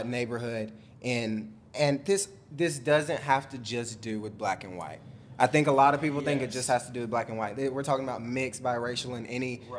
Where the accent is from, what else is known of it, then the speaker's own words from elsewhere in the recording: Alabama, United States; I grew up in Alabama.